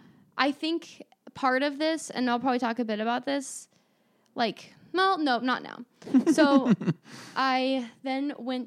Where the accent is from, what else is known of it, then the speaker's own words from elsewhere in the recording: Gold River, California, United States; I knew I grew up in the Gold River bubble.